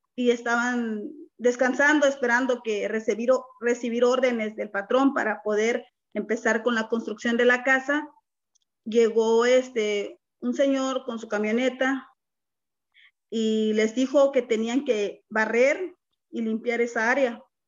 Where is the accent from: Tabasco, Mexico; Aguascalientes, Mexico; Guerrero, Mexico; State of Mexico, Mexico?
Guerrero, Mexico; moved away as an adult; also born or lived in Nogales, Mexico; now in Ohio, United States; Soy del estado, originaria del estado de Guerrero, una mujer indígena 100%